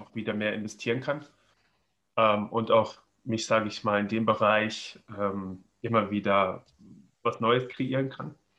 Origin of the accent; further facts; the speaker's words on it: Göttingen, Lower Saxony, Germany; gebürtig äh, aus, aus äh, Göttingen, ja, das ist zwischen äh, ähm, nach Kassel und Hannover